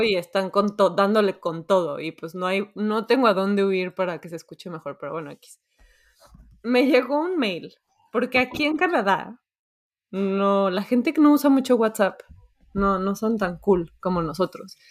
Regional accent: Mexico; moved away; yo soy mexicana y, soy mexicana intensa, mamá intensa.

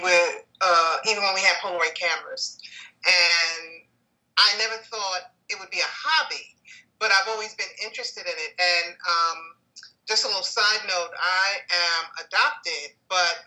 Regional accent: New York City, New York, United States; I'm a Harlem native. I grew up in El Barrio. I grew up on 115th Street, Lexington Avenue, in the projects over there

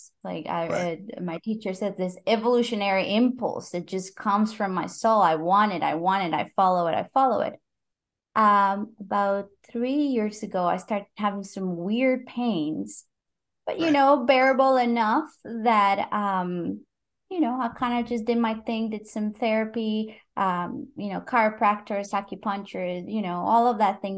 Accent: Costa Rica; English is a second language; moved away; also born or lived in Brazil; I'm from Costa Rica, but you know, my English was decent enough

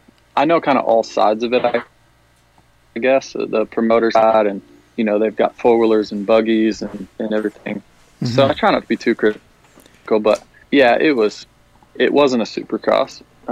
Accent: Iowa, United States; It actually felt like kind of a race that I grew up doing in Iowa.

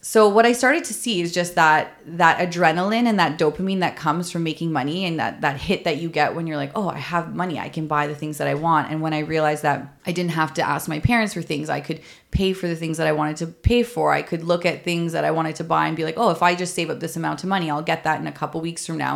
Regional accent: Toronto, Ontario, Canada; I grew up in Toronto

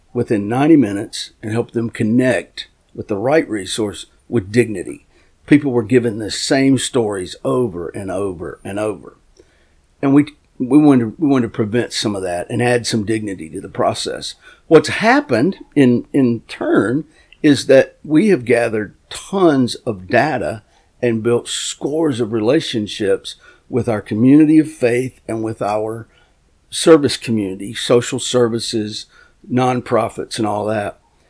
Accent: North Carolina, United States; We in my county, I'm from Gaston County, North Carolina, we catch a lot of babies.

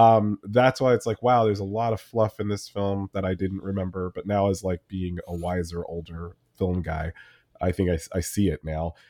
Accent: New Jersey, United States; I grew up in Jersey

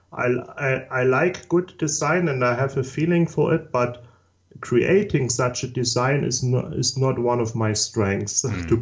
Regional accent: Saxony, Germany; English is a second language; also born or lived in Chemnitz, Germany; I'm from Southeast Germany. That was the former East Germany part, and I was born in 1977.

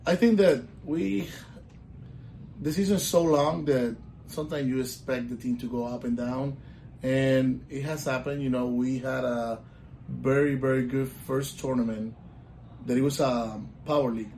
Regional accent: Puerto Rico; moved away as an adult; now in Orlando, United States; I'm, I'm from Puerto Rico. I was born and raised in Puerto Rico. I moved to Orlando when I was 25 years old

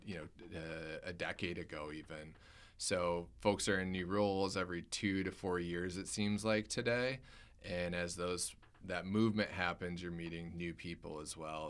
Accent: Michigan, United States; I grew up in Michigan

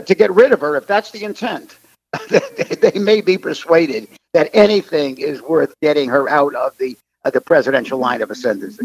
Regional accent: United States; as an American

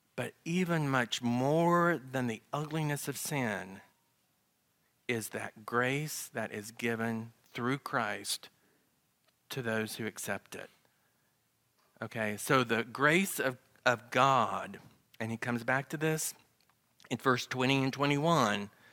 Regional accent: the South, Southern United States, United States; accent: Southern; my Southern accent.

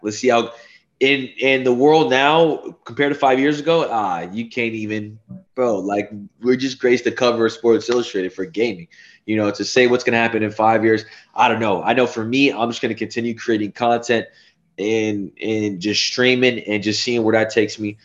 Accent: Phoenix, Arizona, United States; now in Los Angeles, United States; I'm from Phoenix

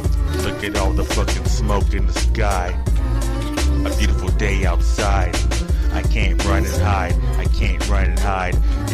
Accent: California, United States; Because I love my home state, but we're cursed right now, and we're about to fucking evaporate. And California's falling into the ocean, and the lake's on fire.

